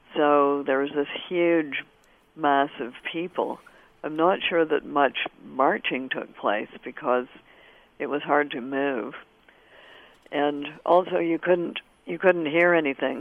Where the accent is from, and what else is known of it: Canada; born or raised there